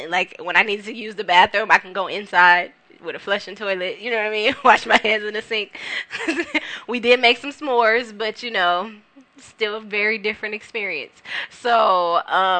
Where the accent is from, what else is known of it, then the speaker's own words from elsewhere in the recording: Carson, California, United States; also born or lived in Compton / North Long Beach; I'm from the South Bay area. I'm from Carson. You know, I grew up in Carson, Compton. I live in North Long Beach right now